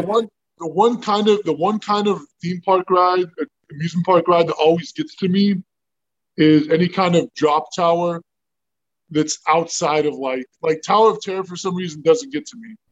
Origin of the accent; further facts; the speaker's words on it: Southern California, United States; we grew up in Southern California.